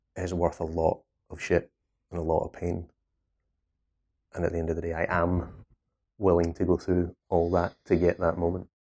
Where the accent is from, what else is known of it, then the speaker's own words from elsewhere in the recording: Scotland, United Kingdom; accent: Scottish; I'm Scottish.